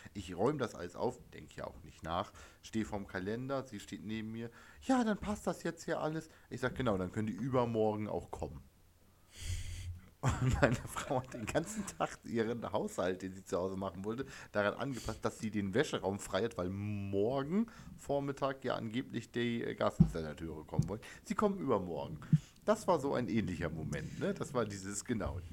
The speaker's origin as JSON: {"language": "German", "area": "East Frisia", "region": "Lower Saxony", "country": "Germany", "tie": "born or raised there", "said": "südlich von Oldenburg ist für mich eh alles Bayern als gebürtiger Ostfriese"}